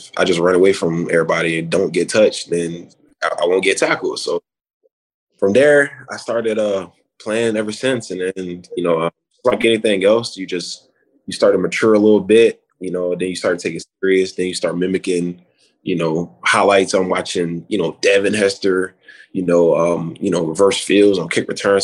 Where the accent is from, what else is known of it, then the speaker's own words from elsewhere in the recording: Wellington, Florida, United States; I'm from Wellington, Florida, you know, a little bit up north